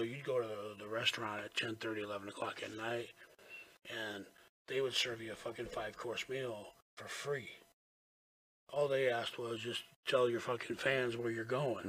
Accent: Florida, United States; I says, Florida.

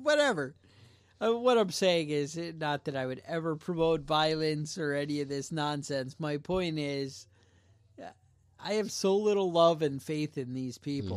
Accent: United States; we're American

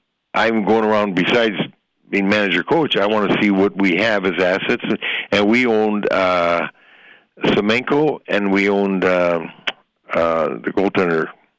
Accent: Sault Ste. Marie, Ontario, Canada; he played in the Sioux, my hometown.

